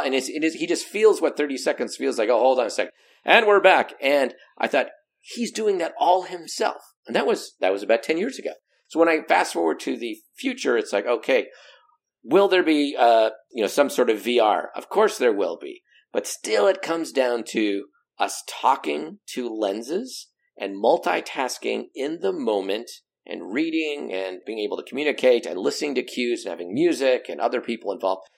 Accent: Pacific Northwest, United States; also born or lived in Southern California; the Pacific Northwest where we don't even have an accent

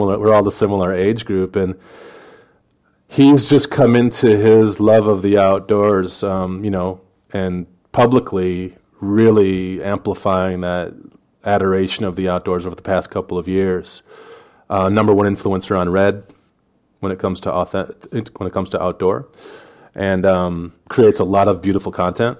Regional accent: Michigan, United States; moved away as an adult; also born or lived in Chicago, Illinois / Hong Kong / Shanghai; now in China; growing up in Michigan

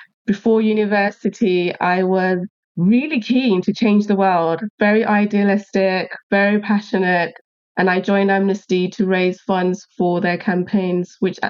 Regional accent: Uganda; moved away; I'm originally from Uganda and my husband's from Sierra Leone.

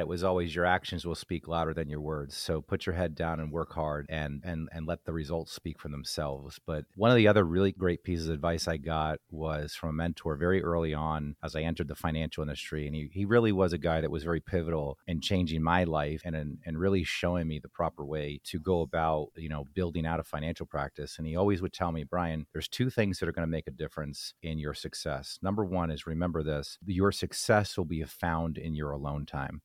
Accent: New Jersey, United States; growing up in New Jersey, you know, I grew up as a Yankees fan

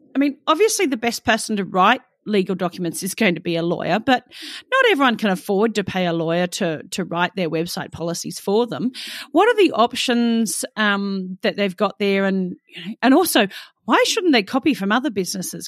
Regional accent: Australia; an Australian myself

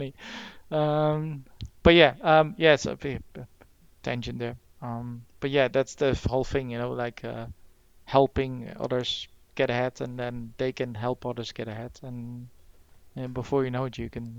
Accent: Netherlands; now in United Kingdom; originally from the Netherlands myself

